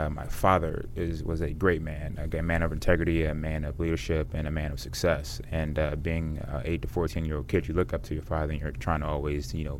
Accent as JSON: {"language": "English", "town": "Washington", "country": "United States"}